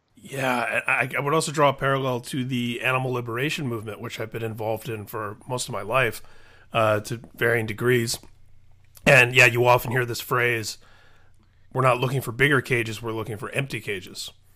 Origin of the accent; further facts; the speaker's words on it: Indiana, United States; my home state, Indiana, where I grew up